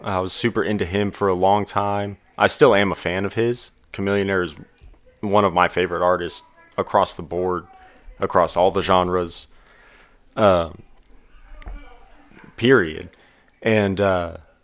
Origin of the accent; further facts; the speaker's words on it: Houston, Texas, United States; also born or lived in Oklahoma; now in Oklahoma City, United States; I was born in Houston